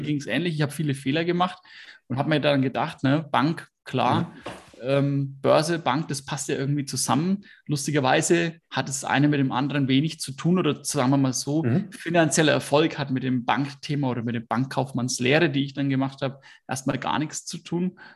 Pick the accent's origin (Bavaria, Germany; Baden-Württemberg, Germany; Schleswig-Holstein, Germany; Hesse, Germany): Bavaria, Germany; Hersbruck; Ich komme aus Hersbruck. Das ist ähm, im Speckgürtel von Nürnberg